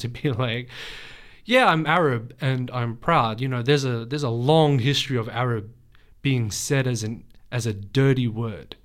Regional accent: Australia; I was born here. Um, but I was raised with my Lebanese family

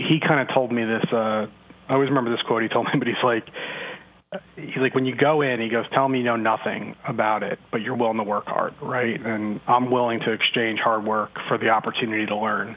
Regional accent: New Jersey, United States; I'm originally from New Jersey

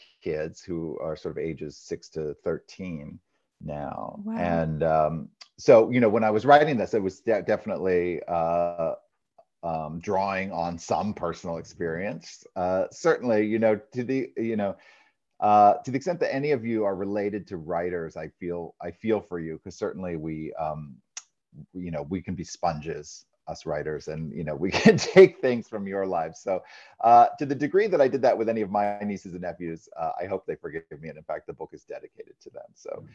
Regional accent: Maine, United States; I grew up in Maine, so I still feel like a New England boy at heart.

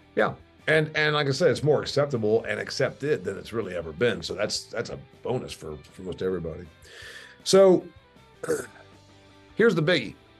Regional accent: Indiana, United States; I'm from Indiana.

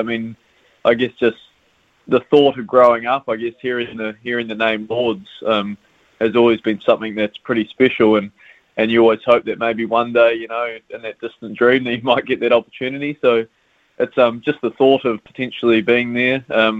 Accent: Auckland, New Zealand; moved away as an adult; also born or lived in Northern Districts; now in Christchurch, New Zealand; I'm from Auckland initially. I did all my age group cricket through Auckland

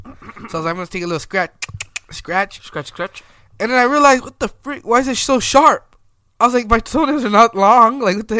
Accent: United States; also born or lived in Santa Maria; I'm American

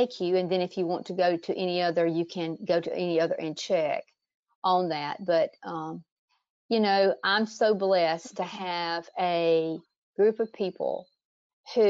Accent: South Georgia, United States; growing up on a little South Georgia farm.

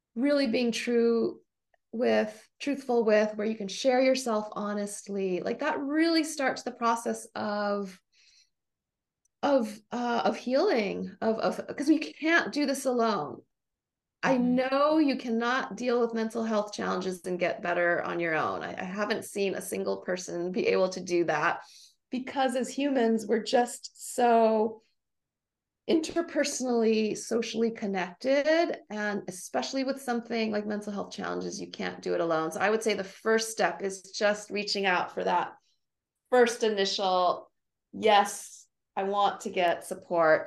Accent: Honolulu, Hawaii, United States; moved away as an adult; now in Davis, United States; I grew up in Honolulu, Hawaii.

